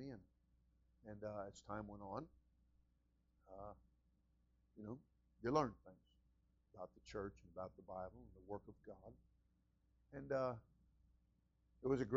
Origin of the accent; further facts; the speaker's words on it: New York, United States; moved away as an adult; now in Florida, United States; we came from New York, and we were both born and raised there, and until we were 18, I came down at 18